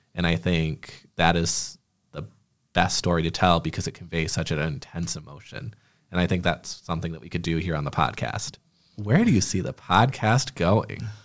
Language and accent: English; Clio, Michigan, United States; also born or lived in Flint, Michigan; now in Lansing, United States; I grew up in a small town called Clio, Michigan